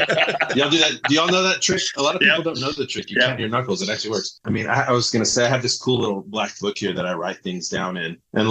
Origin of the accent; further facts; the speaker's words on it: Lubbock, Texas, United States; I'm actually out in West Texas. I'm in Lubbock, Texas.